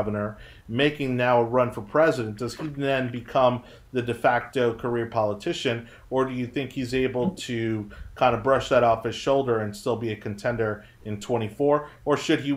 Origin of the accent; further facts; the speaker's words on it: Miami, Florida, United States; now in Tampa, United States; born and raised in Miami